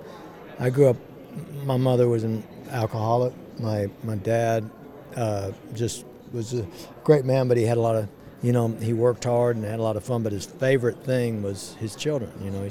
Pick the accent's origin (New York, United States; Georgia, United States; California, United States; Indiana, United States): California, United States; born there; I was born in California, outside of L.A.